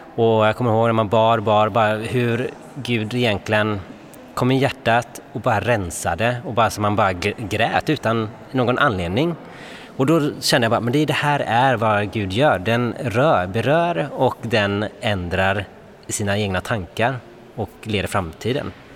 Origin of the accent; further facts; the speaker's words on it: Gothenburg, Västra Götaland, Sweden; moved away as an adult; now in Stockholm, Sweden; jag kommer ju från Göteborg